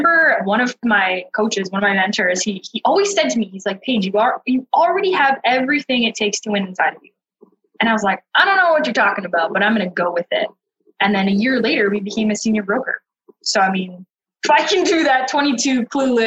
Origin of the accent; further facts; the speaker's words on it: Thunder Bay, Ontario, Canada; moved away as an adult; Born and raised in Thunder Bay, tiny